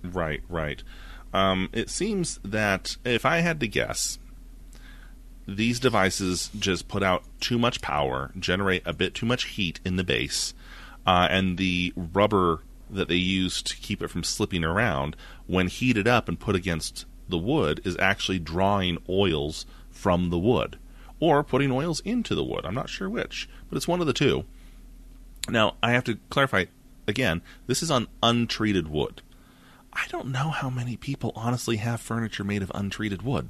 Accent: United States; I'm American.

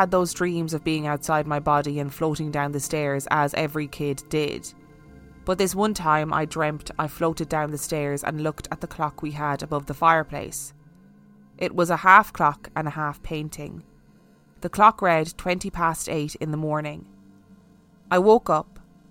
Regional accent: Ireland; being Irish

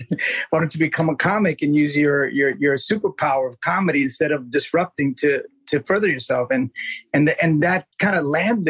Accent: New York City, New York, United States; also born or lived in Colombia; I was born in Colombia. Half Puerto Rican, half Colombian. I grew up in Jackson Heights, Queens

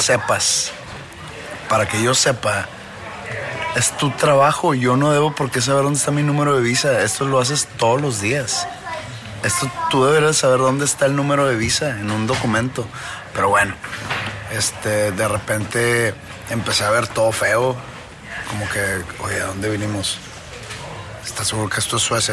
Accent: Mexico; moved away; siendo mexicano

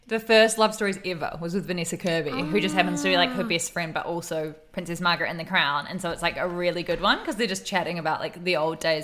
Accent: New Zealand; now in New South Wales, Australia; I'm from New Zealand

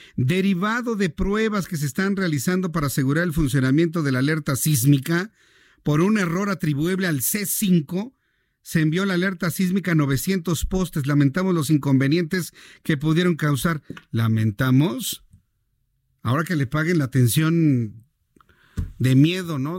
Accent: Mexico; la sociedad mexicana somos así

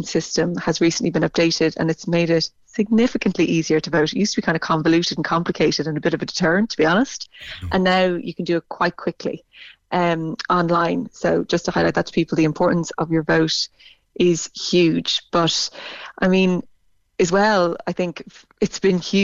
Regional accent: Ireland

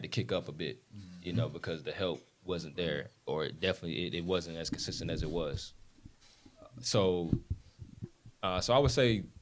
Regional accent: South Carolina, United States; I'm from South Carolina.

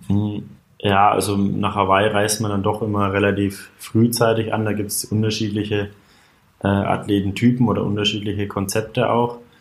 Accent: a few kilometres from Altenkunstadt, Bavaria, Germany; also born or lived in Bayreuth; in Altenkunststadt. Auch nur ja, wenige Kilometer von meinem Heimatort entfernt

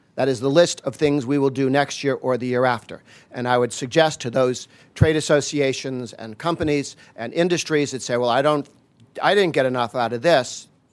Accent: Massachusetts, United States; I grew up in Massachusetts

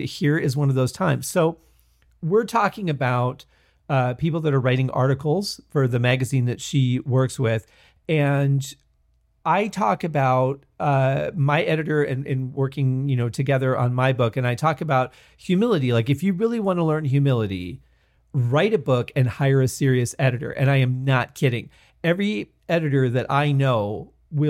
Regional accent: Michigan, United States; moved away; Growing up in Michigan

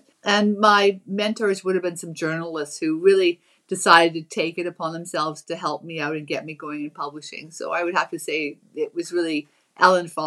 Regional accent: British Columbia, Canada; also born or lived in Ohio, United States; I'm a Canadian, but I just enjoy working in America

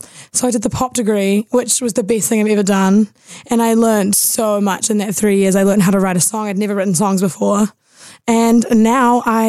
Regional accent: Auckland, New Zealand; born or raised there

